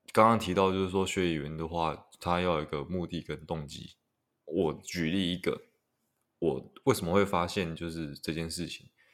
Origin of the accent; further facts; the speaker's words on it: Taiwan; 如果你是台湾人的话，第一个学的外语应该都是英文的，就是撇除母语之外，应该都是英文